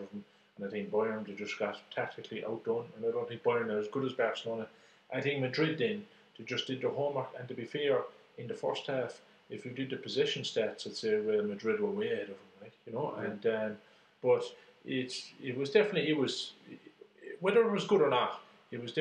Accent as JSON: {"language": "English", "country": "Ireland", "said": "for us being Irish here"}